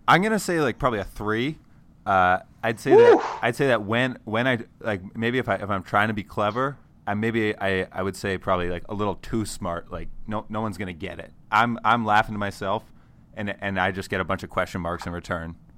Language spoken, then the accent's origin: English; Connecticut, United States; I'm from Connecticut